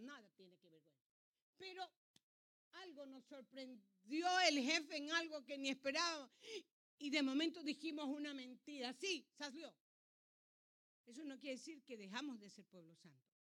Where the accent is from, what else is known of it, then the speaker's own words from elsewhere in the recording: Ancón, Santa Elena, Ecuador; now in United States; yo nací en el Ecuador, dice la partida de nacimiento mía. Que yo nací en el Ecuador. Y es más, nací en un pueblo chiquito llamado Ancón